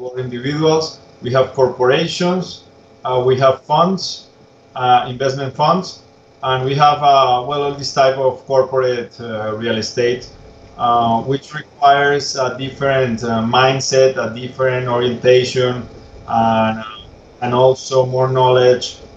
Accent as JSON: {"language": "English", "town": "Bogota", "region": "Bogotá", "country": "Colombia", "also_born_or_lived": "Tuscaloosa, Alabama / Atlanta, Georgia", "said": "I am from Bogota, from Colombia."}